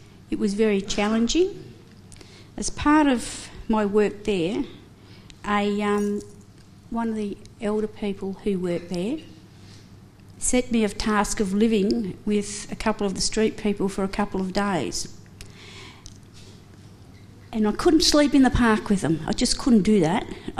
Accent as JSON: {"language": "English", "town": "Mildura", "region": "Victoria", "country": "Australia", "tie": "born or raised there", "also_born_or_lived": "Adelaide, South Australia", "moved": "yes", "lives_now": "Kerang, Australia", "said": "I was born in Mildura, Victoria, in 1955. I spent a lot of my time living in Adelaide, and now I have been in Kerrang for 23 years"}